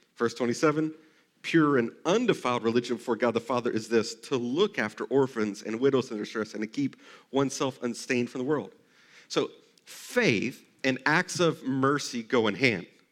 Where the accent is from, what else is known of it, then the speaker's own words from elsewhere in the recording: Texas, United States; I grew up in Texas